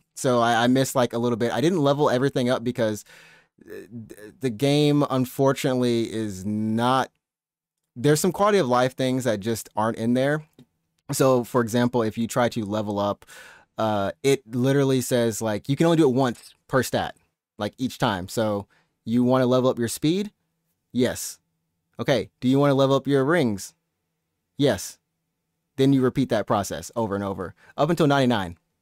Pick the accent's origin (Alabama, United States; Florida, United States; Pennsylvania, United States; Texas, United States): Alabama, United States; now in Japan; My hometown in Alabama